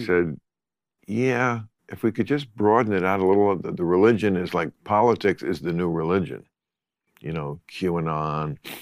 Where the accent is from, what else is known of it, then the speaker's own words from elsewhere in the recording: New Jersey, United States; New Jersey